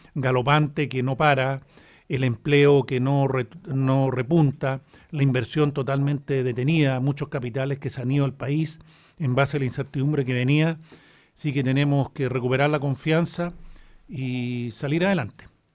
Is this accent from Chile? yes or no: yes; Chile; somos todos chilenos, nos une una bandera, nos une una tradición.